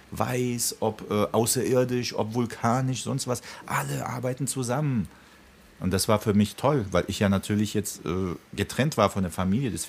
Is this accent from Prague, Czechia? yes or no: yes; Prague, Czechia; Ich kenne das auch aus meiner Kindheit in Tschechien und wirklich in Prag, als der Wenzelsplatz noch leer war, keine Touristen.